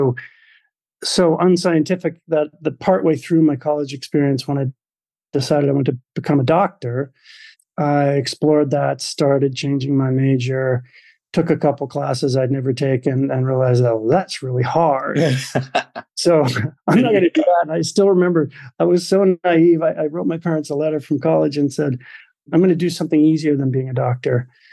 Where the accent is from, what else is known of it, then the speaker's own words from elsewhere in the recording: Maine, United States; I was the youngest of four boys growing up in Maine